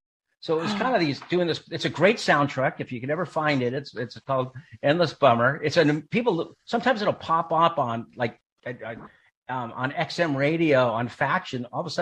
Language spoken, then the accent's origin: English; Claremont, California, United States; I grew up in Southern California. I grew up out in Claremont, California. So it was kind of a weird town. It was like this educational town with the Claremont colleges.